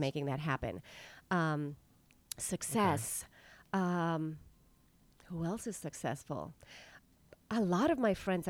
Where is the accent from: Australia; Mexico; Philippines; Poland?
Mexico; La Paz, Baja California Sur; now in New York City, United States; I mean, I came from La Paz, Mexico, and it's like, here I am.